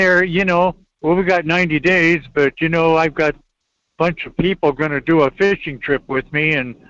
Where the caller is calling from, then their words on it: Fairbanks, Alaska, United States; Hey, good morning, Michael. … from Fairbanks.